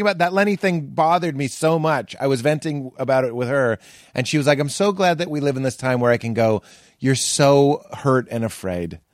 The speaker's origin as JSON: {"language": "English", "town": "Boston", "region": "Massachusetts", "country": "United States", "tie": "born or raised there", "moved": "yes", "said": "I'm from Boston"}